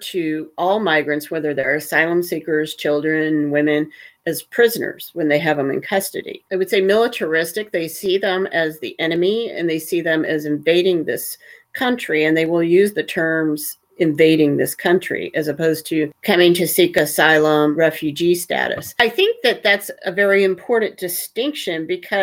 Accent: Huntsville, Alabama, United States; I grew up in Huntsville, Alabama, pretty close to Tennessee

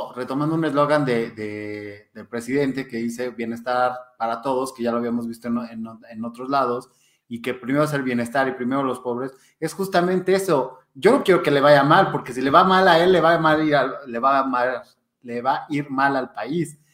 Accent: Mexico; como mexicanos

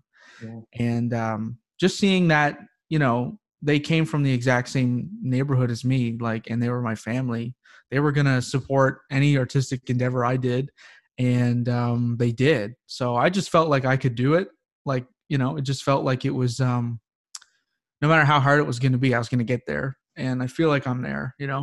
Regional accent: Bathurst, New Brunswick, Canada; I grew up on the reserve in Pabono First Nation, which is a tiny reserve in northern New Brunswick, just outside of Bathurst, New Brunswick

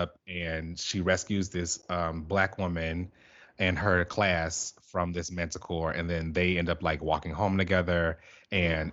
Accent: Chicago, Illinois, United States; my hometown

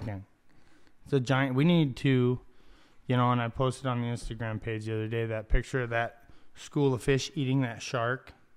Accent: Ocotillo, United States; I'm from Ocotillo

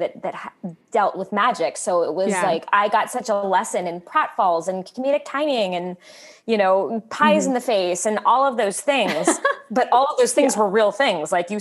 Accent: Southern California, United States; I grew up in Southern California

